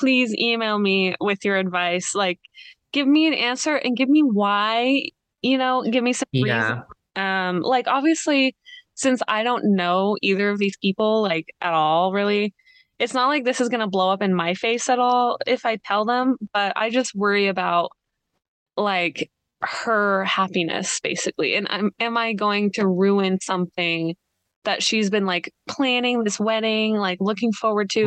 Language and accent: English; Idaho, United States; I'm from Idaho, the US.